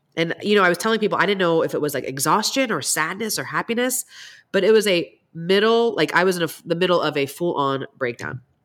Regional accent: East Coast, United States; I grew up in the East Coast

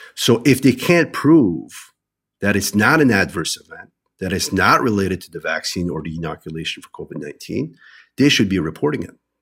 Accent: New Brunswick, Canada; I'm originally from New Brunswick

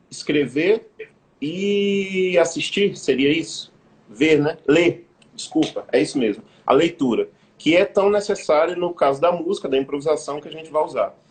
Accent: Brazil; como povo brasileiro

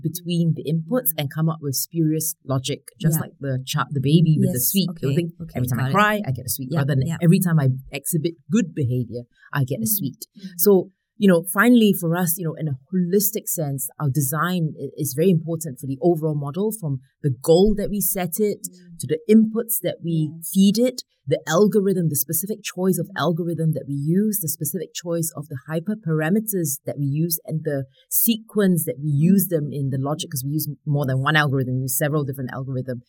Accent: Singapore; I grew up in Singapore

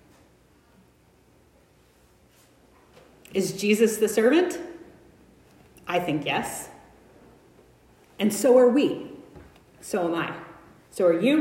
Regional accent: United States; I'm white. I'm American

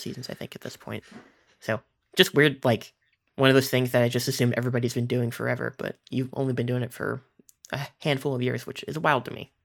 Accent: Kansas, United States; I grew up in Kansas, and I still live in Kansas

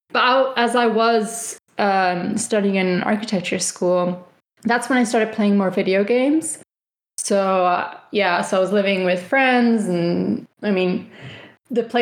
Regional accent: Valencia, Valencian Community, Spain; English is a second language; moved away; only me and my sister who have left Spain, left our little corner of the world. so they're all we're all from Valencia, or like a village close to Valencia.

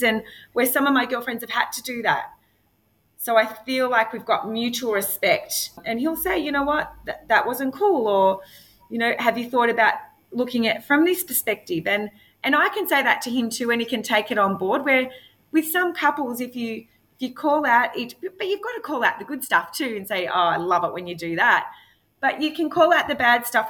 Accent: Frankston, Victoria, Australia; I lived in Frankston and I'm from Housing Commission

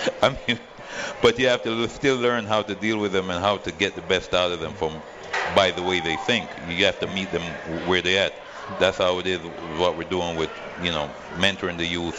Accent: Freeport, United States; now in Las Vegas, United States; Freeport High School, my hometown

